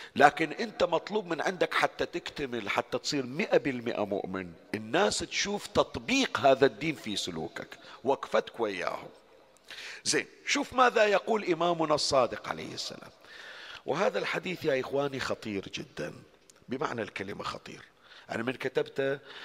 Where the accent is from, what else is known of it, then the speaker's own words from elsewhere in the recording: Bahrain; عندنا بالبحرين